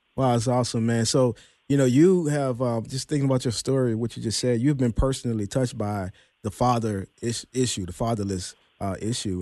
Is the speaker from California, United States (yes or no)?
no; New Orleans, Louisiana, United States; my hometown, New Orleans